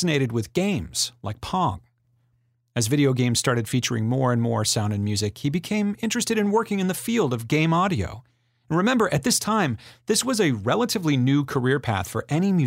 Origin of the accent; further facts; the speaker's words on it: Vacaville, California, United States; my hometown of Vacaville, California